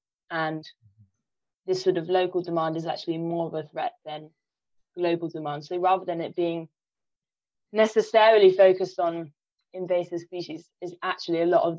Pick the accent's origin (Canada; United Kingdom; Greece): United Kingdom; London; I'm from London